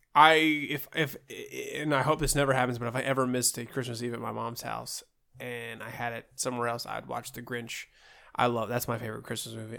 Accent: Ohio, United States; moved away; growing up in Ohio, uh, and actually when we moved away from Ohio, we'd come down for the summers

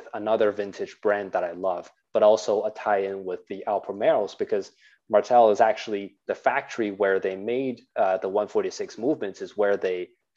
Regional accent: Canada; I'm Chinese Canadian

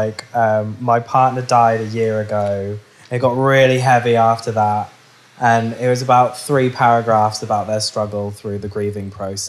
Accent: United Kingdom; I'm from the South.

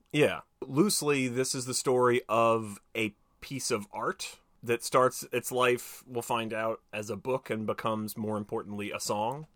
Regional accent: United States; I'm American

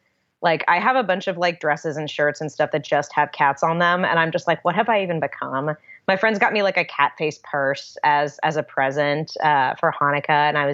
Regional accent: Los Angeles, California, United States; accent: Valley girl; But, I slip back into my Valley girl. I am a veritable Valley girl. I was born and raised in the Valley. When I was young, I felt like I really didn't belong in LA in any way, shape or form.

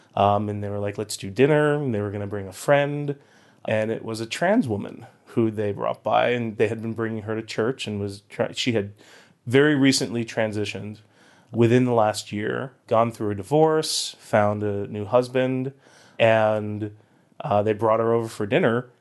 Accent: Boynton Beach, Florida, United States; also born or lived in Huntington, Long Island, New York / San Francisco; I think I was nine years old, um, is when we moved to South Florida, Boynton Beach

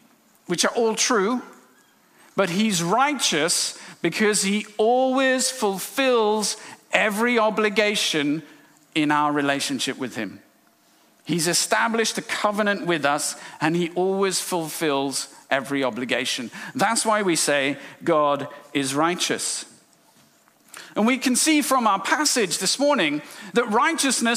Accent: India; moved away; I'm from India.

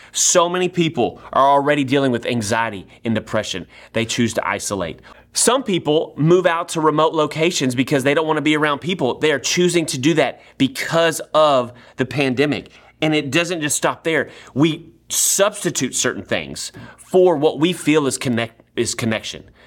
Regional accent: Nacogdoches, Texas, United States; moved away as an adult; now in Sugar Land, United States; I grew up in Nacogdoches, Texas

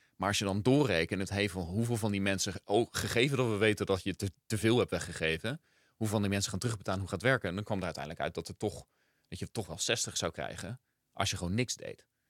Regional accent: Gouda, South Holland, Netherlands; moved away; also born or lived in Rotterdam / Rio de Janeiro; we zijn in Rotterdam geboren. En toen ik zeven was, zijn we naar Gouda verhuisd. Dus eigenlijk opgegroeid in Gouda.

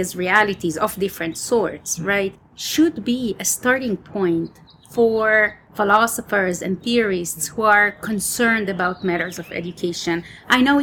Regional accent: Israel; moved away as an adult; Israel, my home country.

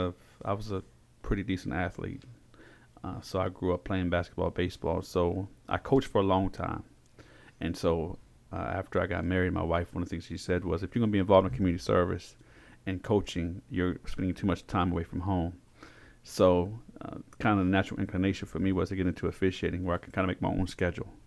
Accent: Frederick, Maryland, United States; also born or lived in Augusta, Georgia / Korea; I was born in Frederick, Maryland.

